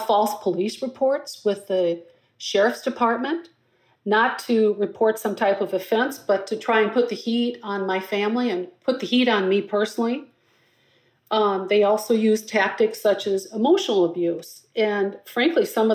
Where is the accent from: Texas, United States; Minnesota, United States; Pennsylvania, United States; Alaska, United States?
Minnesota, United States; Blooming Prairie; also born or lived in Twin Cities Metro, Minnesota; now in Minneapolis, United States; My hometown of Blooming Prairie